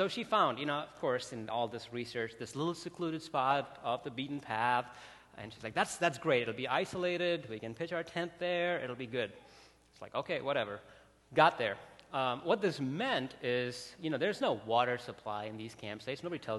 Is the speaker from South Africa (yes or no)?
no; Bangalore, Karnataka, India; now in Chicago, United States; I grew up in India, like in a city called Bangalore. It's exactly the other side of where Chicago is.